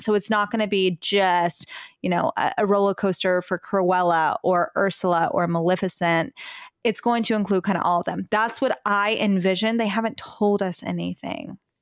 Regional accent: Texas, United States; We are from Texas

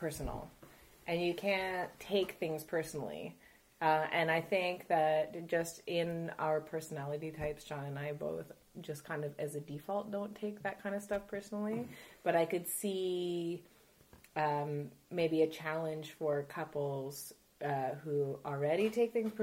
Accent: Ontario, Canada; moved away as an adult; now in Montreal, Canada; I was born in Ontario. I am the child of Polish immigrants

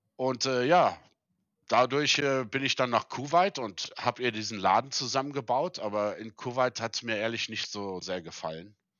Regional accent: South Africa; moved away as an adult; also born or lived in Germany; now in Saudi Arabia; meine Eltern sind 1975 aus Deutschland ausgewandert. Mhm. Und äh, da war ich sieben. Und äh, also mein ganzes Leben da gelebt und auch da ja aufgewachsen.

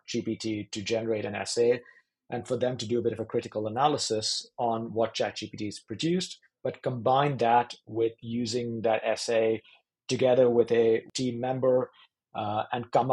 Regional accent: India; moved away; I grew up in India, in the education system there

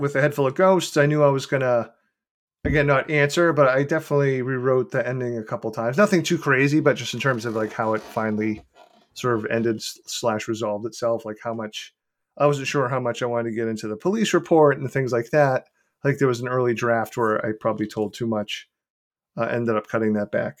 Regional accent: Beverly, Massachusetts, United States; in Beverly, which is my hometown

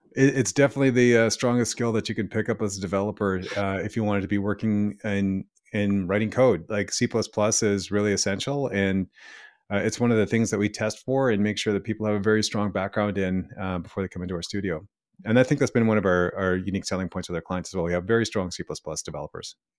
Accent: Ottawa, Ontario, Canada; moved away as an adult; also born or lived in Vancouver; me coming back to my hometown

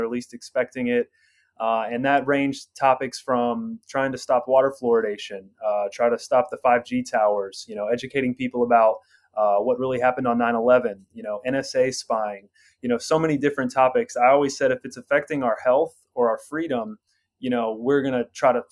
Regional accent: Orlando, Florida, United States; born and raised in Orlando, Florida.

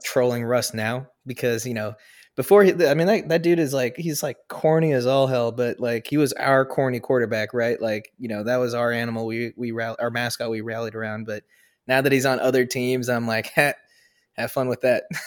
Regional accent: the Northwest, Pacific Northwest, United States; I'm from the Northwest, born and bred

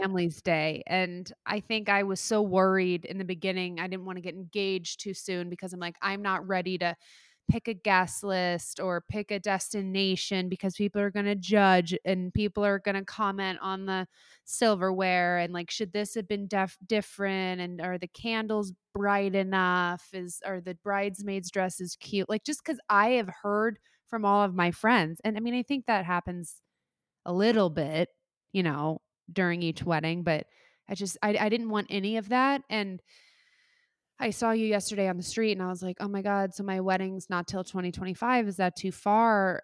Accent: Midwest, United States; moved away as an adult; also born or lived in Saint Louis; now in New York, United States; I loved growing up in the Midwest

